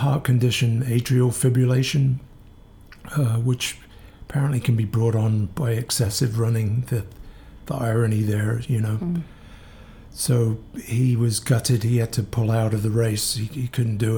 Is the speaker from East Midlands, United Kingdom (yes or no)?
yes; Northampton, East Midlands, United Kingdom; moved away as an adult; also born or lived in Kingston; now in New York, United States; I am from a town called Northampton in the middle of England